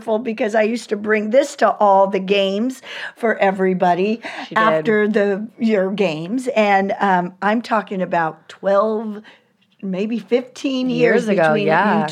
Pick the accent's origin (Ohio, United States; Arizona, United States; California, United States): California, United States; moved away; also born or lived in Virginia; I'm from California